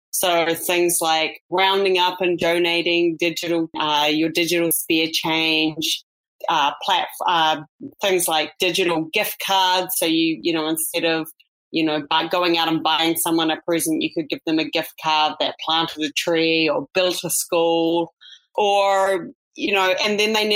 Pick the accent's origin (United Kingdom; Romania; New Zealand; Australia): New Zealand; moved away as an adult; also born or lived in New York; now in United States; I'm a New Zealand native, as you could probably hear from my accent